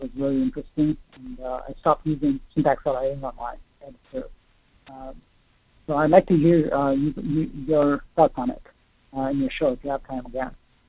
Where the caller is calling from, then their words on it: Ohio, United States; I'm calling from Ohio.